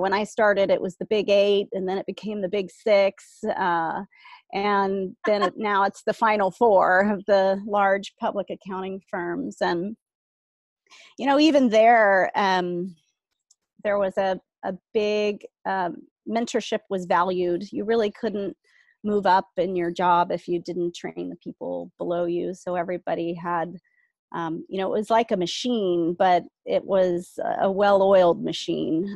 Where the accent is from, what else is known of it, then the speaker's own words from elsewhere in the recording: South Bay, California, United States; middle class kid growing up in the South Bay um, in the 70s